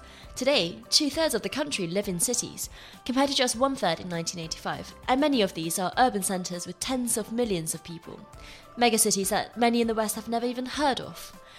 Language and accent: English; Nanjing, Jiangsu, China; moved away; I was born in Nanjing, which is a city of 9 million people, a tier 2 city in the Chinese communist tiering system.